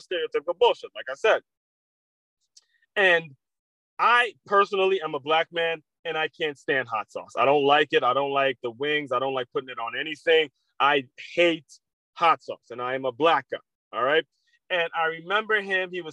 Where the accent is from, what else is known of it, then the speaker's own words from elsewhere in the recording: United States; As people who have grown up in America